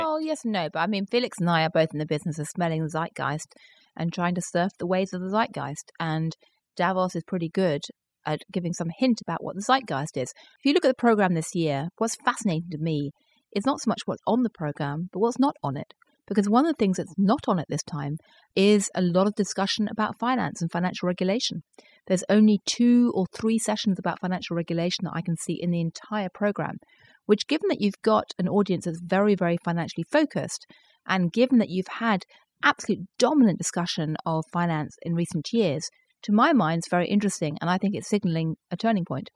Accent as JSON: {"language": "English", "region": "London", "country": "United Kingdom", "tie": "born or raised there", "also_born_or_lived": "former Soviet Union", "moved": "as an adult", "lives_now": "New York, United States", "said": "I grew up in London with the I R A bombing us all the time"}